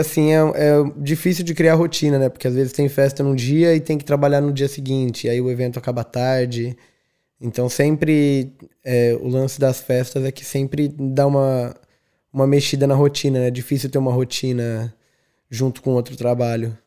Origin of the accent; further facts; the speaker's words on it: São José dos Campos, São Paulo, Brazil; moved away as an adult; now in Dublin, Ireland; sou de São José dos Campos, interior do estado de São Paulo. Estou é, em Dublin desde janeiro de 2016